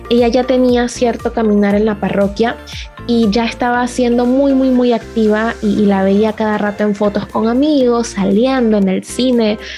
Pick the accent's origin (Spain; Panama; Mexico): Panama; La Chorrera, Panamá Oeste; yo soy de Panamá, de la parroquia San Francisco de Paula, que queda en el distrito de La Chorrera